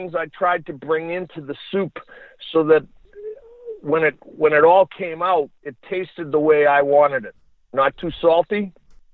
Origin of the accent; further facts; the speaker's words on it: United States; As an American